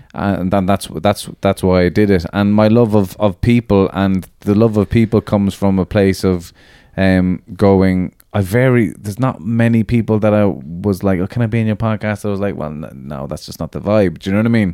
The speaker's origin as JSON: {"language": "English", "country": "Ireland", "said": "being Irish"}